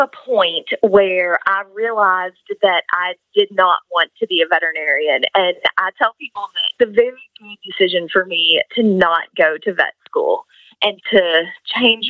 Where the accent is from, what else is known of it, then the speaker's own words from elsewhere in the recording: Kentucky, United States; I grew up here in Kentucky